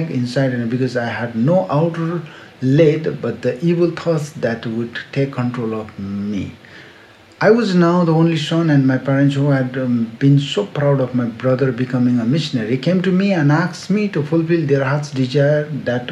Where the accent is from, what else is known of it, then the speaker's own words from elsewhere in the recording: Siliguri, West Bengal, India; he offered me a job in my hometown, four hours away in Siliguri